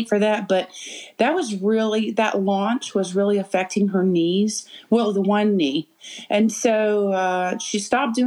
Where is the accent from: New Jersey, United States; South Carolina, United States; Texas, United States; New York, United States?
South Carolina, United States; Charleston; moved away as an adult; now in Spartanburg, United States; I grew up in Charleston